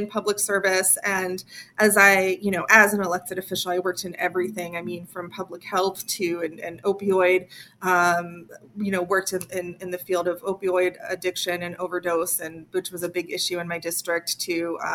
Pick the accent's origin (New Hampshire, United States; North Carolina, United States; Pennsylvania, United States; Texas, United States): Pennsylvania, United States; Pittsburgh; I am born and raised in Western Pennsylvania, although with an immigrant mother from Poland, from a farming family in Poland. But I mostly grew up in Pittsburgh, Pennsylvania